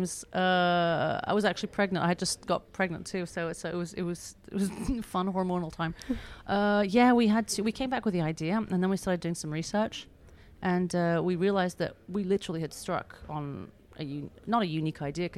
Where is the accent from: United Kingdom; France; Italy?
France; Beaulieu-sur-Mer, Provence-Alpes-Côte d'Azur; I grew up here in Beaulieu-sur-Mer and from English and American parents.